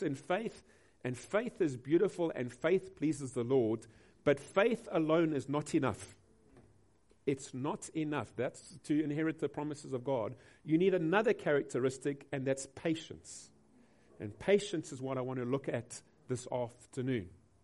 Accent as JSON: {"language": "English", "town": "Durban", "region": "KwaZulu-Natal", "country": "South Africa", "said": "we come from Durban"}